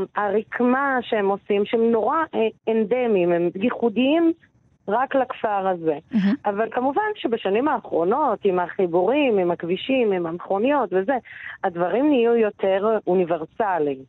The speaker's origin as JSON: {"language": "Hebrew", "town": "Baqa al-Gharbiyye", "region": "Haifa District", "country": "Israel", "tie": "born or raised there", "said": "ובאקה היא מאוד יקרה לליבי, נולדתי שם, גדלתי שם"}